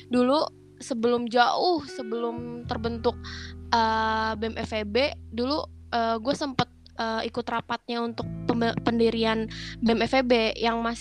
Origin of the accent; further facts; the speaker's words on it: Bogor, West Java, Indonesia; gue sebenarnya asalnya dari Bogor